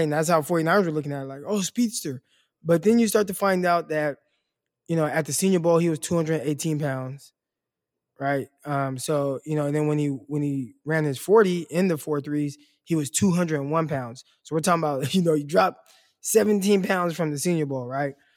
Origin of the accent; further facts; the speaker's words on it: Stockton, California, United States; Stockton, obviously my hometown, two oh nine